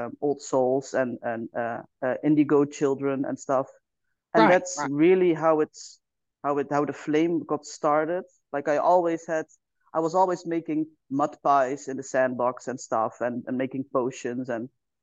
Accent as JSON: {"language": "English", "country": "Netherlands", "said": "I am from the Netherlands"}